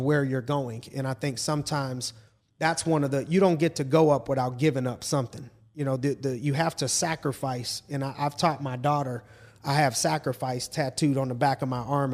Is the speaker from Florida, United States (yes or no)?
no; town near Warren, Ohio, United States; my hometown area